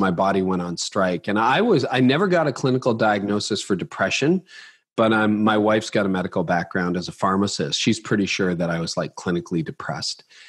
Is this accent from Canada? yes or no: yes; Canada; I'm Canadian